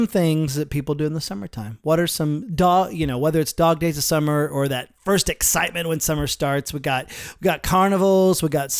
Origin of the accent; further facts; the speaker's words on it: Oklahoma, United States; I'm from Oklahoma.